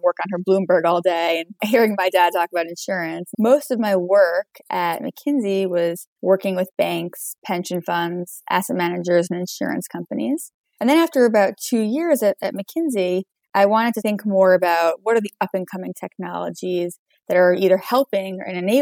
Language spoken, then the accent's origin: English; New York, United States; I grew up in New York, so have not strayed too far across the years